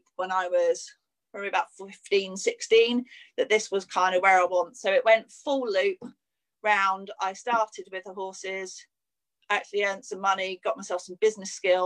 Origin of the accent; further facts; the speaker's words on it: Cornwall, South West England, United Kingdom; moved away as an adult; also born or lived in Sussex / London; I moved from Cornwall, moved to Sussex, worked in London for a little while. And then I met John, met my husband, and life gets turned upside down when you kind of meet your life partner, doesn't it? And then, so we moved back to Cornwall.